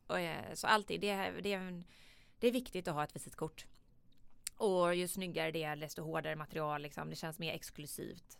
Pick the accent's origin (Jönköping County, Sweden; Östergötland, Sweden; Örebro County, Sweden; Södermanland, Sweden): Jönköping County, Sweden; Jönköping; Jag kommer ju från, som man kanske hör här på dialekten, jag kommer ju från en riktig entreprenörsfamilj i Jönköping. Eh, där jag är uppvuxen